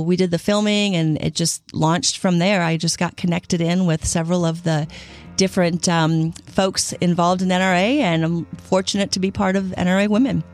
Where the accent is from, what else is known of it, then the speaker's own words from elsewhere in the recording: Illinois, United States; So I grew up in the Midwest. I grew up in Illinois